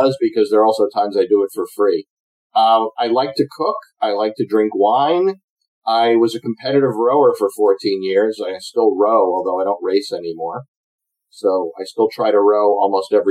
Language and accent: English; United States; I'm an American pilot